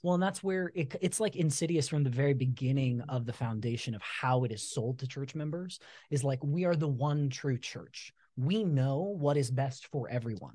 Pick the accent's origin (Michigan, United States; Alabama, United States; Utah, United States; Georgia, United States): Utah, United States; also born or lived in Southern California; when we moved here to Utah, so we're originally from Southern California. When we moved to Utah, uh, when you move into a new ward, you know, everybody gives out, stands up and gives a talk